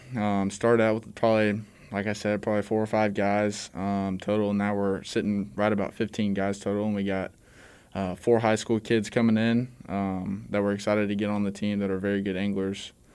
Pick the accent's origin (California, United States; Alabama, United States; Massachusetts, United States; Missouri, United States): Missouri, United States; Excelsior Springs; now in Warrensburg, United States; I'm from Excelsior Springs, uh, Missouri